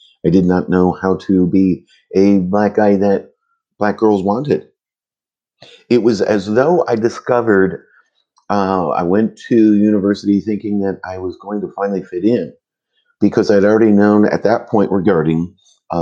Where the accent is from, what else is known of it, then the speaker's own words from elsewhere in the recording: Vermont, United States; in the late 70s, growing up in Vermont, black